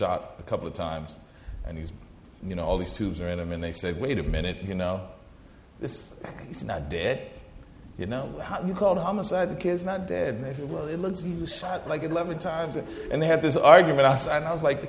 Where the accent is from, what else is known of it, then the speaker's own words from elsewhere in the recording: New Orleans, Louisiana, United States; moved away; I'm originally from New Orleans